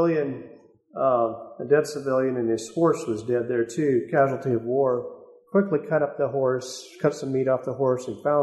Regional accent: United States; as American people

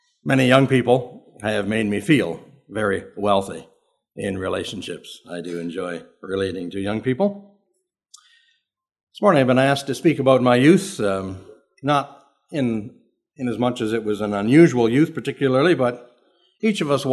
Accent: southern Ontario, Canada; I'm from Canada

